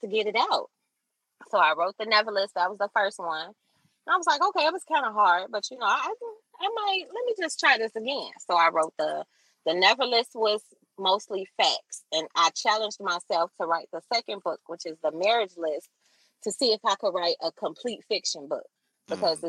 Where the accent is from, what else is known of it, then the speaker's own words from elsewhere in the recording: Chicago, Illinois, United States; I'm from Chicago